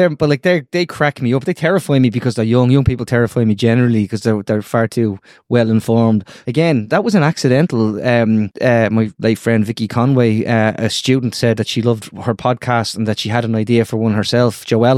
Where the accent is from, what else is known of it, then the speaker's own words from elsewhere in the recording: Ireland; And, you know, as Irish as I am, and by the way, as dual national as they want to be.